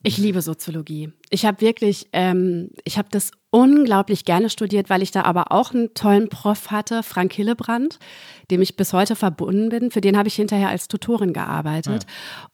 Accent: Gütersloh, North Rhine-Westphalia, Germany; now in Berlin, Germany; Und dann meinte ich ja aus Gütersloh

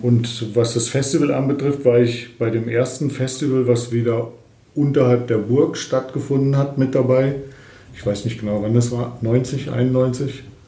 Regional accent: Lendringsen, North Rhine-Westphalia, Germany; moved away as an adult; also born or lived in Fulda; ich bin 1958 äh, in Lendringsen im Sauerland geboren und dann äh, mit 20, also 1978, zum Studium nach Fulda gekommen

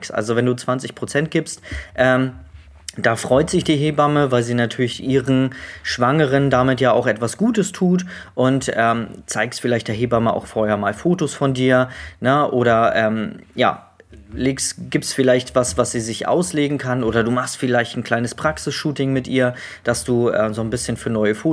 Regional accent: Neumünster, Schleswig-Holstein, Germany; Ich komme komme hier aus Neumünster, Schleswig-Holstein.

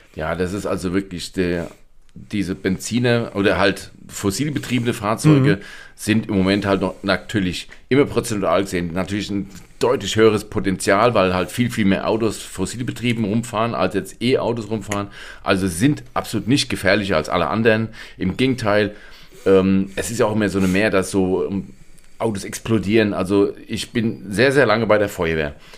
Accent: Germany; bei uns in Deutschland

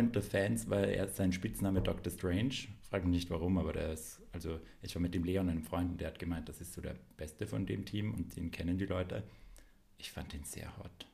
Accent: Graz, Styria, Austria; moved away as an adult; now in Vienna, Austria; dass ich halt aus, aus Graz bin, aber jetzt schon seit zehn Jahren in Wien wohne.

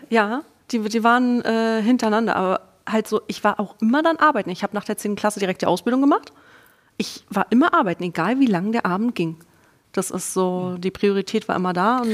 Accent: East Germany, Germany; Ich bin Ossi-Kind. Ich bin mit einem Jahr direkt in eine Krippe gekommen

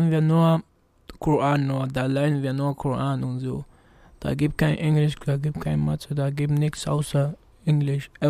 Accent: Gambia; moved away; also born or lived in United States; Aus Gambia.

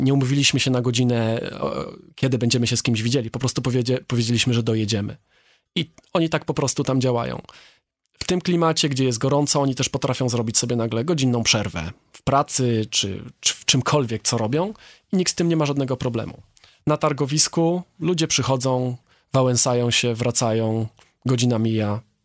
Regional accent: Poland; jestem z Polski

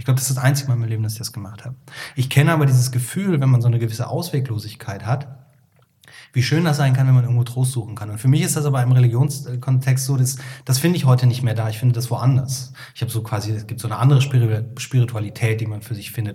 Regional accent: Cologne, North Rhine-Westphalia, Germany; now in Hamburg, Germany; ich komme ja aus dem Helier Kölle, da ist ja jeder katholisch

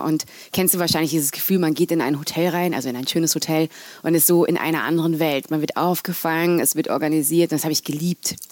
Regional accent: North Rhine-Westphalia, Germany; moved away as an adult; also born or lived in London; ich komme aus Nordrhein-Westfalen

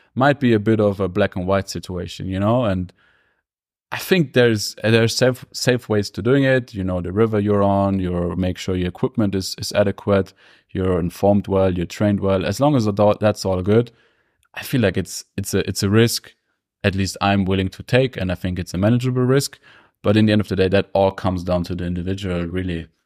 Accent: Germany; now in Innsbruck, Austria; Coming up and growing up in Germany

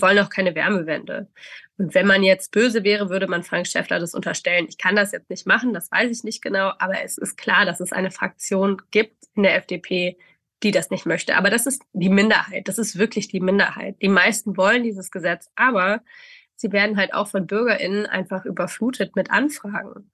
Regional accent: Stuttgart, Baden-Württemberg, Germany; wo ich herkomme, aus Stuttgart

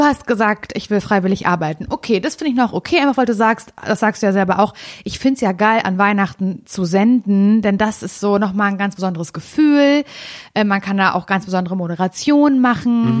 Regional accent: Parchim, Mecklenburg-Vorpommern, Germany; moved away; bin ich in Parchim. Das ist meine Heimatstadt

